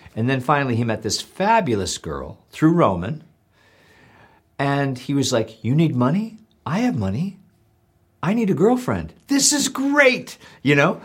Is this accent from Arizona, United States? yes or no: no; Parma, Ohio, United States; I'm working class from Parma, Ohio